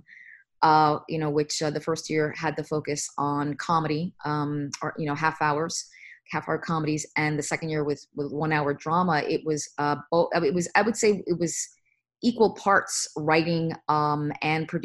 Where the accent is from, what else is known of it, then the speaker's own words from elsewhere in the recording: United States; also born or lived in Bronx, New York / New Jersey; I grew up in New York, as you mentioned. I was born in the Bronx. And then my family moved to a New Jersey suburb